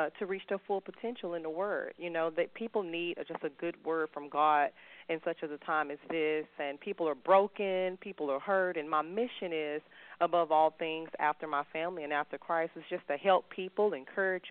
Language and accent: English; Houston, Texas, United States; I am from Houston, Texas